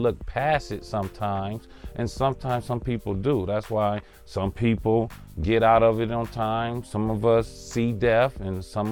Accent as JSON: {"language": "English", "town": "Los Angeles", "region": "California", "country": "United States", "tie": "born or raised there", "said": "I grew up in Englewood on the west side, in the bottom, 104th Street in Crenshaw"}